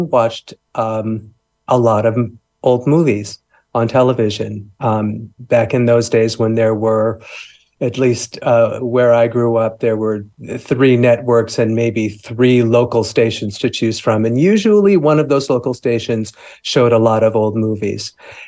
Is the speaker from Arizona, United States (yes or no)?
no; Los Angeles, California, United States; I grew up in Los Angeles, in the suburbs of Los Angeles, California, USA